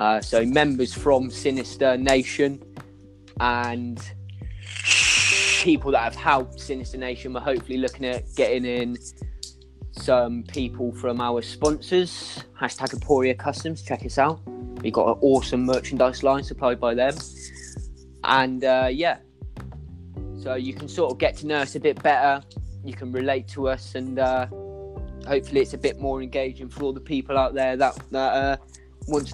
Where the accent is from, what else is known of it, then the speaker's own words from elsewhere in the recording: United Kingdom; I am from the United Kingdom